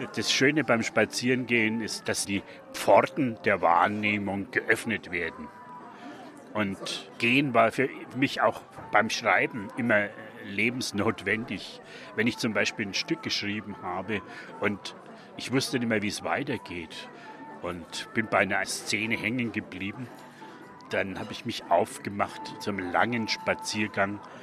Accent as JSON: {"language": "German", "region": "Franconia", "country": "Germany", "tie": "born or raised there", "accent": "Franconian", "lives_now": "Nuremberg, Germany", "said": "Als Franke"}